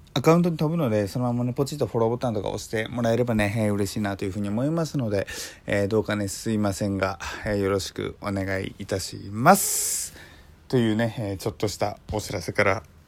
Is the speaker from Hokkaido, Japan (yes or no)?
yes; Hokkaido, Japan; moved away; 僕の実家まあ北国っていう話しましたけれども